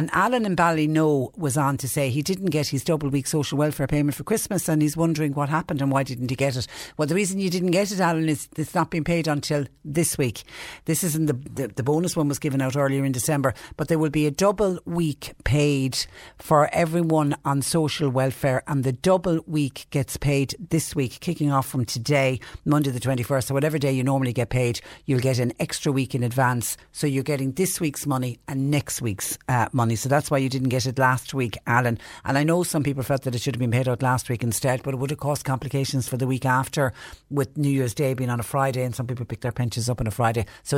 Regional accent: West Cork, Munster, Ireland; now in Mallow, Ireland; I live in Mallow, but I'm originally from West Cork. I'm a West Cork native. I used to love going down home every 4 to 5 weeks before this virus arrived on our shores.

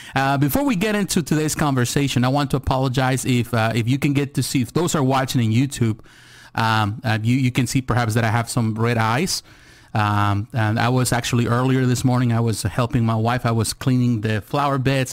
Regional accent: United States

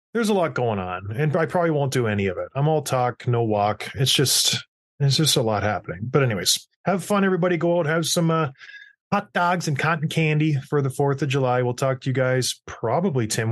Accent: St. Catharines, Ontario, Canada; how tough Saint Catharines was. growing up

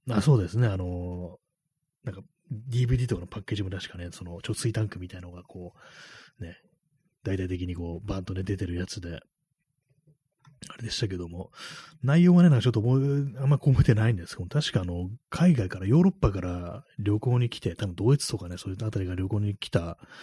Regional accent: Tokyo, Japan; 私があの東京に住んでるからね、非常にまあ毒々しい、なんかいろんなこう、ね、明かりだとか、まあ、こう、広告だとか看板 だとかものがすごくたくさんあるという、そういうところに、まあ、生まれ育った人間だから

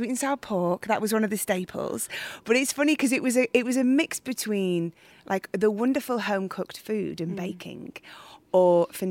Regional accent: Widnes, North West England, United Kingdom; moved away; I'm from, we're just outside Liverpool, a place called Widnes. I grew up, which is just in between Liverpool and Manchester.

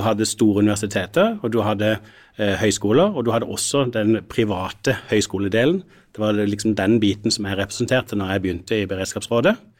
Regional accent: Sørlandet, Norway; jeg er jo sørlending

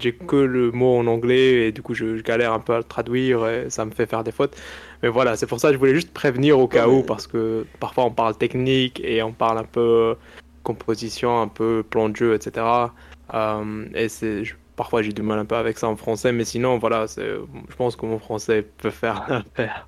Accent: Morocco; first language Arabic; French is a second language; moved away; j'ai grandi au Maroc, donc euh, je parle très bien d'Arija

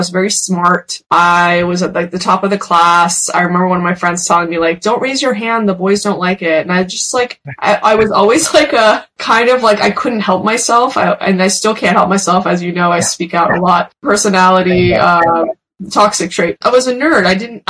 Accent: Beverly Hills, California, United States; born or raised there; English is a second language; also born or lived in New York / Iran

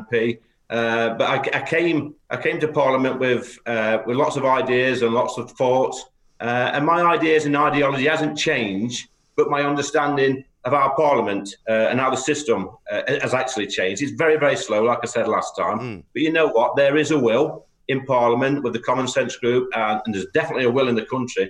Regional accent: Ashfield, East Midlands, United Kingdom; in my hometown, in Ashfield

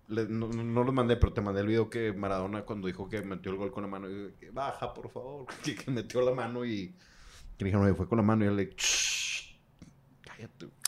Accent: Basque Country, Spain; Yo soy vasco, vasco.

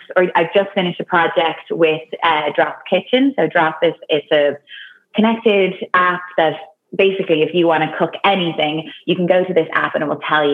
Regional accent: Dublin, Leinster, Ireland; moved away as an adult; also born or lived in New York / Toronto; now in Zurich, Switzerland; I'm from Dublin

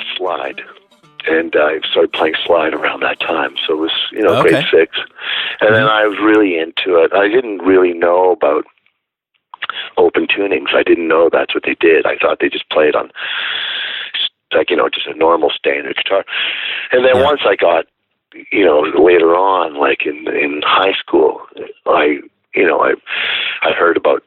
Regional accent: Northern Ontario, Canada; I was born in Northern Ontario. So the nearest town to me was Sudbury, and that was about an hour south of where I lived

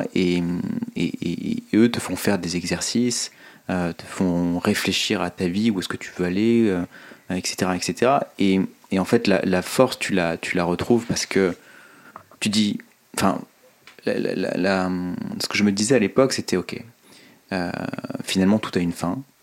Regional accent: Oyonnax, Auvergne-Rhône-Alpes, France; also born or lived in Lyon; Je suis né à Lyon, j'ai grandi euh, principalement à Oyonnax

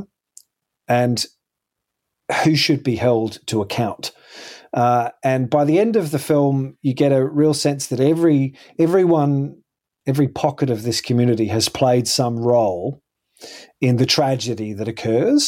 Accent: Perth, Western Australia, Australia; I remember growing up in Perth

